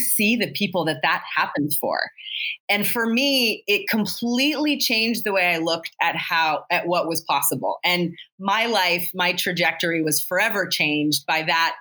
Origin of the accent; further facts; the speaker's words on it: Salt Lake City, Utah, United States; I grew up here in Salt Lake